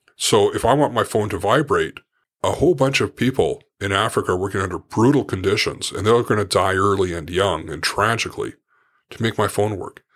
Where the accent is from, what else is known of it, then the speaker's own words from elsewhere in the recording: Port Moody, British Columbia, Canada; I grew up in Port Moody, rel, it was a small town then.